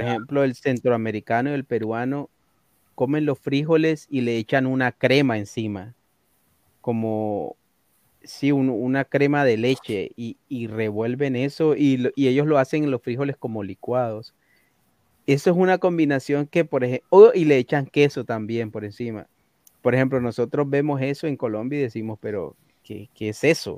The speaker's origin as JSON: {"language": "Spanish", "region": "Coast", "country": "Ecuador", "moved": "yes", "lives_now": "United States", "said": "En la costa de donde soy yo"}